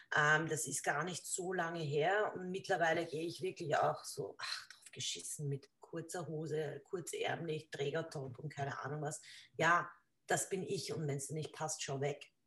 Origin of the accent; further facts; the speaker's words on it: Lower Austria, Austria; bei uns in Niederösterreich